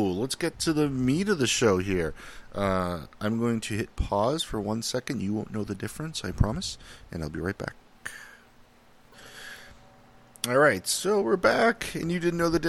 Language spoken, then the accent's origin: English; Minnesota, United States; They have huge accents. I'm from Minnesota. It almost sounds Canadian.